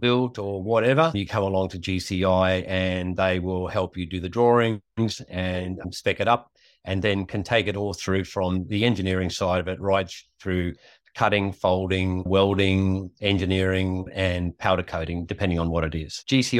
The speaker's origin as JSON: {"language": "English", "town": "Richmond", "region": "Queensland", "country": "Australia", "tie": "born or raised there", "said": "I was born in Richmond, Queensland, and we lived in a sheep and cattle station between Aramac and Huandon until I was 9 years old."}